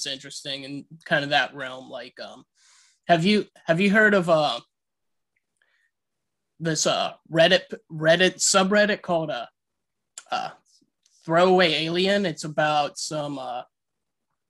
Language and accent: English; Pittsburgh, Pennsylvania, United States; now in Charlottesville, United States; I'm originally from Pittsburgh.